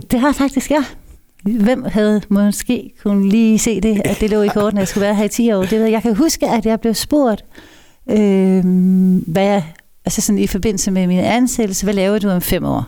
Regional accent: Kolding, Southern Denmark, Denmark; Født og opvokset. Trådt mine barnesko i Koldings gader.

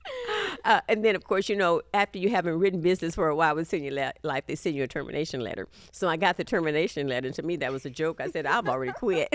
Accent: Texas, United States; accent: Southern; moved away as an adult; also born or lived in California; I'm from Texas

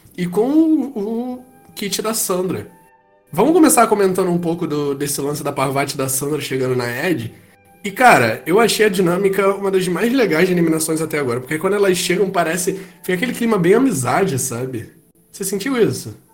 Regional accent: Rio de Janeiro, Brazil; aqui no Rio de Janeiro. Que eu sou carioca

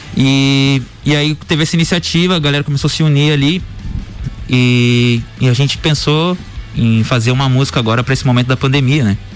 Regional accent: Lages, Santa Catarina, Brazil; sou natural aqui de Lages mesmo

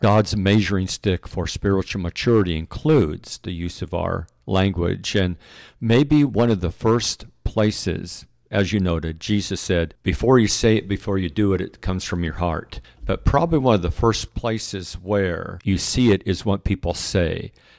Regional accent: Pacific Northwest, United States; You know, we came from the Northwest, and there on the West Coast, we're very familiar with forest fires.

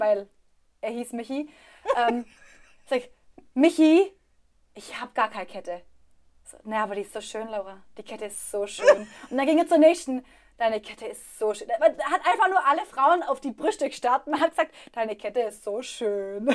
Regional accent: Swabia, Germany; accent: Swabian; moved away; also born or lived in Berlin; ich rede Schwäbisch

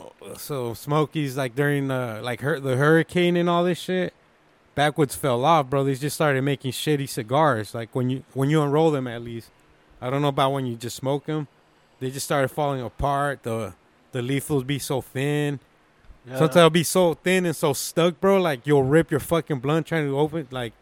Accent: California, United States; moved away; Growing up in Cali

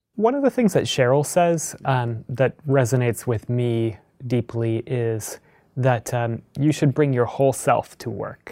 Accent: Midwest, United States; I grew up in the Midwest.

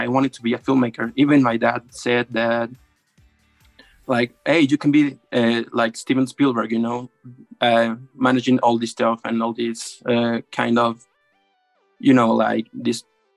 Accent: Mexico; I'm from Mexico

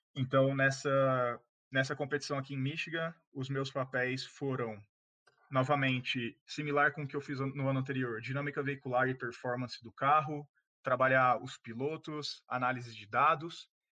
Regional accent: Ribeirão Preto, São Paulo, Brazil; eu sou de Ribeirão Preto, no interior de São Paulo

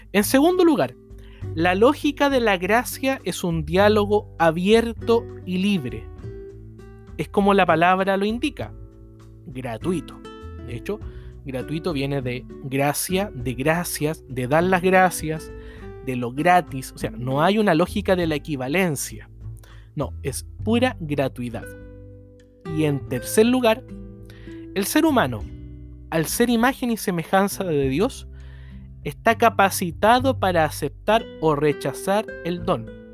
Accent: Chile; como iglesia chilena

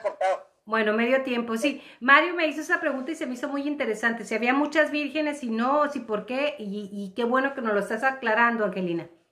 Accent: Mexico; nosotros como mexicanos

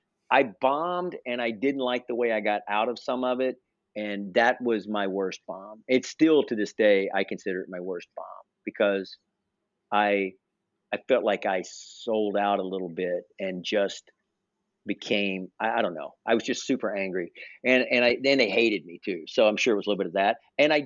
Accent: the South, United States; so the one bomb that it still sticks with me to this day is being a Southerner.

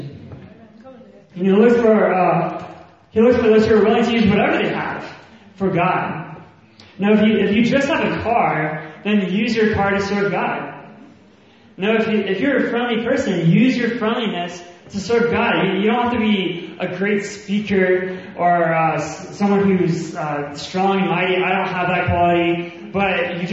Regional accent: the South, United States; accent: Southern; moved away as an adult; now in Birmingham, United Kingdom; I have a Southern accent. I'm from the States

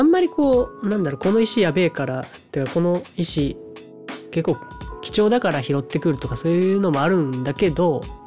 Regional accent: Matsumoto, Nagano, Japan; born or raised there; also born or lived in Takaoka, Toyama; now in Toyama, Japan

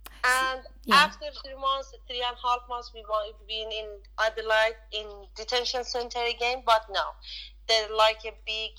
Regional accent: Iran; English is a second language; moved away as an adult; now in Australia; When I was living in Iran, in my country

